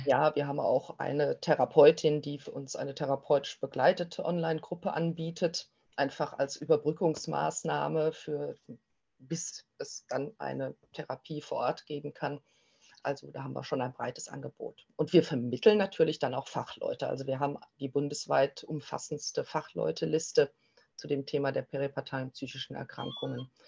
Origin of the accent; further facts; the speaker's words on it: Germany; bei uns in Deutschland